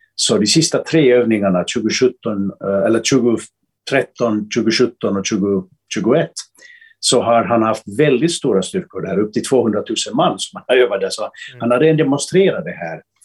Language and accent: Swedish; Finland; som finländare